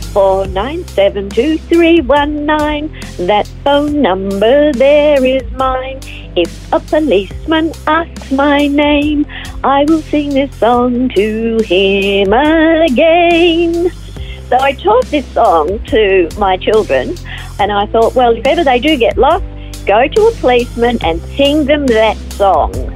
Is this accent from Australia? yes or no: yes; Melbourne, Victoria, Australia; moved away as an adult; also born or lived in Ivanhoe / United States; now in Phillip Island, Australia; I was born in Ivanhoe and uh, raised in Melbourne and uh, spent most of my life in Melbourne until 1995 when I moved to the United States and I lived there for five years before coming back